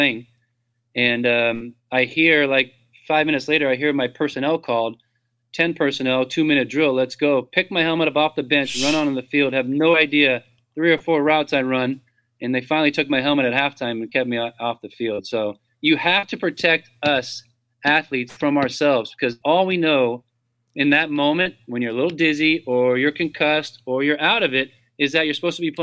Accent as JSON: {"language": "English", "area": "Orange County", "region": "Southern California", "country": "United States", "tie": "born or raised there", "moved": "as an adult", "lives_now": "Atlanta, United States", "said": "growing up in Southern California"}